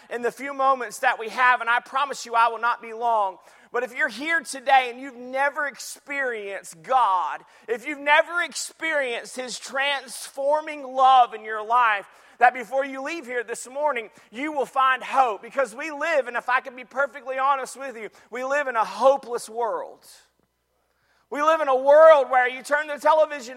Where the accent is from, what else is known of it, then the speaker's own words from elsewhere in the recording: Jacksonville, Florida, United States; I grew up in Jacksonville, Florida.